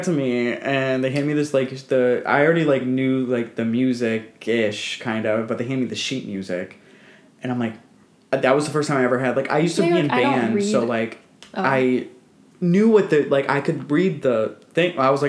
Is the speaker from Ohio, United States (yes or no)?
yes; Cleveland, Ohio, United States; I'm from Cleveland.